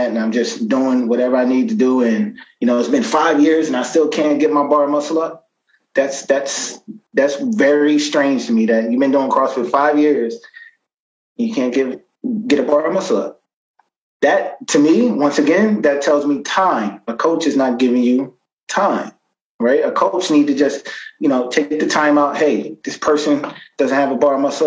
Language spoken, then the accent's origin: English; New York, United States; moved away; also born or lived in New Jersey; I'm originally from New York, but my family lives in Jersey.